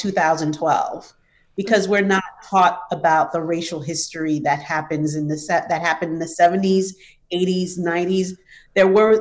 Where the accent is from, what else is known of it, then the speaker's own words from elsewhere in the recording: New York City, New York, United States; I grew up in New York City